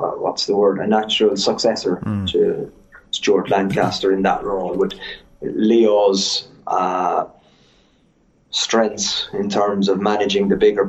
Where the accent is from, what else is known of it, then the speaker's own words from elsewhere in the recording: Cork, Munster, Ireland; moved away as an adult; now in La Rochelle, France; I grew up in Cork